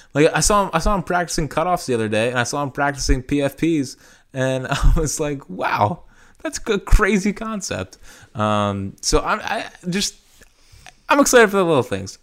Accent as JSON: {"language": "English", "town": "Philadelphia", "region": "Pennsylvania", "country": "United States", "said": "being a Philadelphian"}